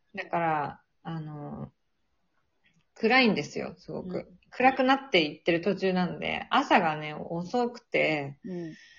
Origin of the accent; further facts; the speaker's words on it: Kanto, Japan; moved away as an adult; now in Sweden; なんか関東人だから雪に慣れてないんだよね